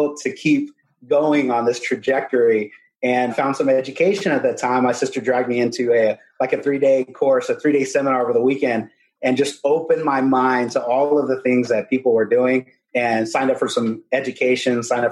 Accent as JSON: {"language": "English", "town": "Corpus Christi", "region": "Texas", "country": "United States", "tie": "born or raised there", "also_born_or_lived": "San Antonio, Texas", "said": "I'm from Corpus Christi, Texas. Originally, I grew up there and moved after high school to San Antonio, Texas"}